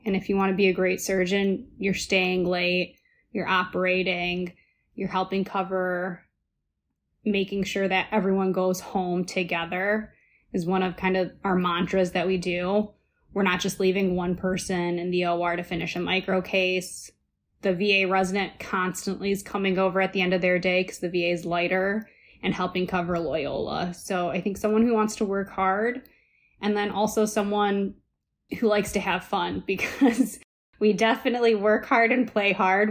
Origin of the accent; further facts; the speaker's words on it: Ohio, United States; moved away as an adult; now in Chicago, United States; I'm originally from Ohio, which is definitely a Midwest friendly state